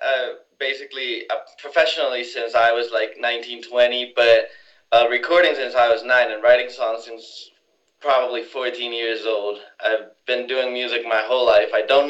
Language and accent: English; Mexico City, Mexico; moved away as an adult; also born or lived in Los Angeles; I'm from Mexico City originally. I've been going back and forth to LA for a couple of years now, but I'm originally from Mexico City.